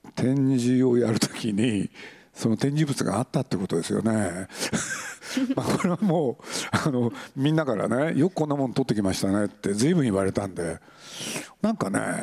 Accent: Aichi, Japan; moved away; 愛知県なんで僕の出身地

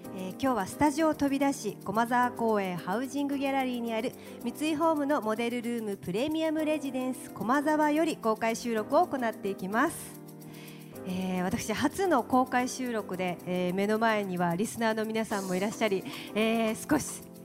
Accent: Fukuoka, Japan; 私と同じ福岡県生まれ

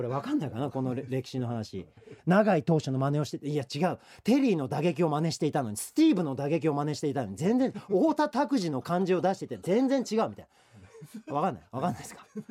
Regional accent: Katsushika, Tokyo, Japan; 東京都葛飾区出身の昭和48年生まれ

